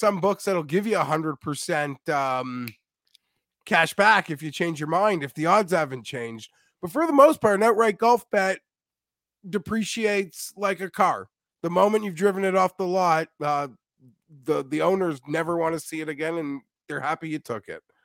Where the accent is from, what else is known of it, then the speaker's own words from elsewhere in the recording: Canada; I'm Canadian as well